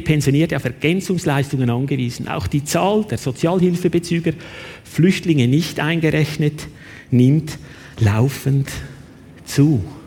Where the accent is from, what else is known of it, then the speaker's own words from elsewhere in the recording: Switzerland; bei uns in der Schweiz